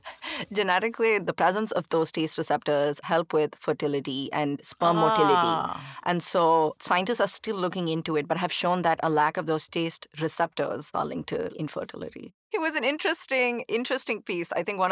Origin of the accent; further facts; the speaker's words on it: Chennai, Tamil Nadu, India; growing up in India, especially in Chennai, which is, of course, a conservative culture